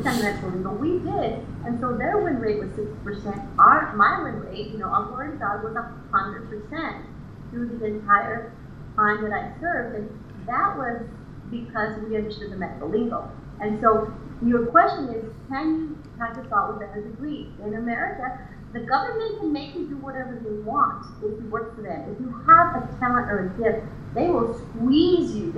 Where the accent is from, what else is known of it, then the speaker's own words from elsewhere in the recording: Imperial Beach, California, United States; also born or lived in Tijuana, Mexico; I was raised in Imperial Beach